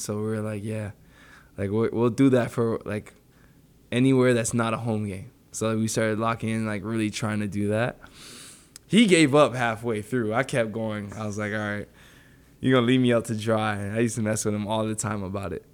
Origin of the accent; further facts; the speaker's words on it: Toronto, Ontario, Canada; moved away; I grew up in Warren and Finch